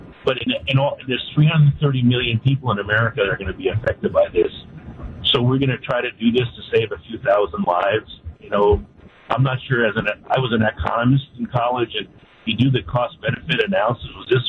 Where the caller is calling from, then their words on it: Port Washington, Wisconsin, United States; I guess as I'm calling you right now, I'm en route from Port Washington to go down to Milwaukee